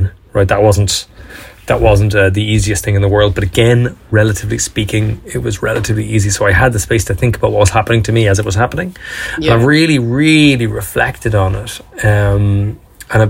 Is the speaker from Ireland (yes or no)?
yes; Dublin, Leinster, Ireland; I'm even from Dublin, by the way. I mean, come on. This fucker's from South County Dublin.